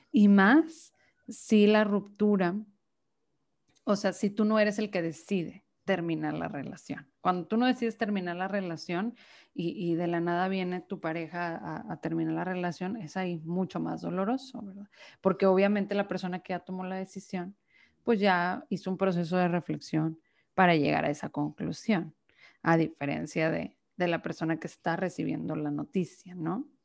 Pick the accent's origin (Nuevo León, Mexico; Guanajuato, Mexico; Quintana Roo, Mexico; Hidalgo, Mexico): Nuevo León, Mexico; Monterrey; eh, soy de Monterrey, Nuevo León, aquí mexicana 100%